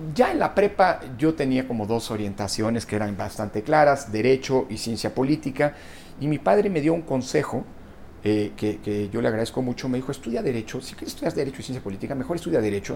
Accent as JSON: {"language": "Spanish", "country": "Mexico", "tie": "born or raised there", "also_born_or_lived": "Italy", "said": "Mi madre era italiana, eh, eh, mi padre mexicano, yo nací en México"}